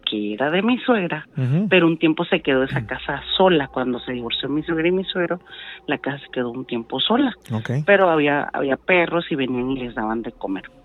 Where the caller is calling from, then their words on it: Ensenada, Baja California, Mexico; ya te he marcado antes de acá de Ensenada.